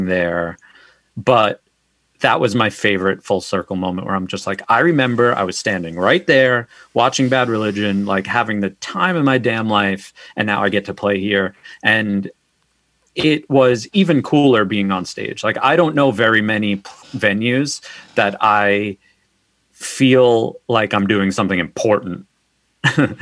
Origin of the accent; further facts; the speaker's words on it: Long Island, New York, United States; I'm from Long Island.